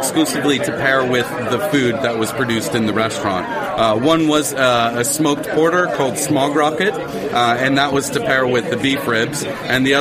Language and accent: English; Oregon, United States; now in London, United Kingdom; I'm from Oregon